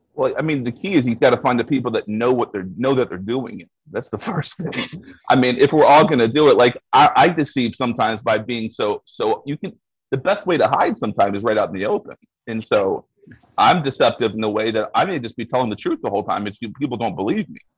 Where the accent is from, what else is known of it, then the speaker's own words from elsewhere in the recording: Texas, United States; I'm from Texas